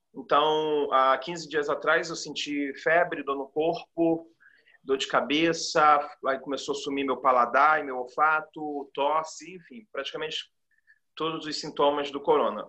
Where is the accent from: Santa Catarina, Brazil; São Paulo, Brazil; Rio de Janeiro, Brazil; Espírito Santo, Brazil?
Rio de Janeiro, Brazil; sou nascido e criado aqui no Morro da Providência.